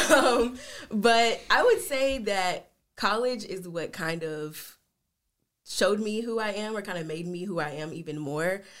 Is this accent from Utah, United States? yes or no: no; Jackson, Tennessee, United States; moved away as an adult; also born or lived in South Carolina / Memphis, Tennessee; now in Sioux Falls, United States; we moved to Jackson, Tennessee, which is where my mom was born and raised and where all of my family is from her side